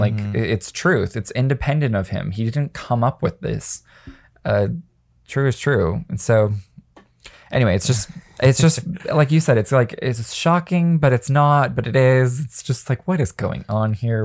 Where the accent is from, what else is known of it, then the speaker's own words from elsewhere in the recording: Las Vegas, Nevada, United States; I grew up in Las Vegas, at a high school full of horny teenagers